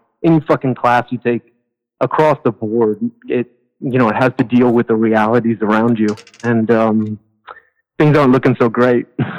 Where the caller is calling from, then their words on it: France; I'm calling from... I'm calling from France.